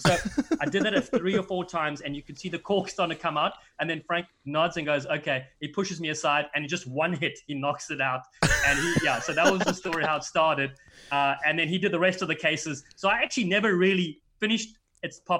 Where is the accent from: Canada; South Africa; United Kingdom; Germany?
South Africa; now in California, United States; Me growing up in South Africa, I played center when I was a bit younger